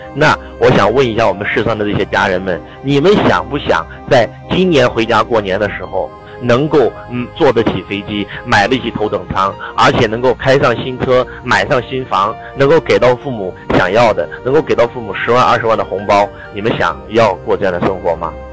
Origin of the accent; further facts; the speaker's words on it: northern China, China; 我们在北方的这个家里面都有一个，就是呃堂屋啊，我们的这个正屋呢